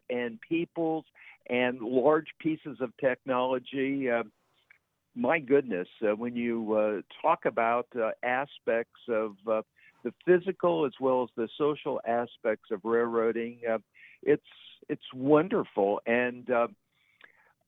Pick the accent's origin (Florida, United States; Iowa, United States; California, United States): Iowa, United States; southern; now in South Carolina, United States; My earliest memories deal with watching trains in my hometown, which was a small county seat community in southern Iowa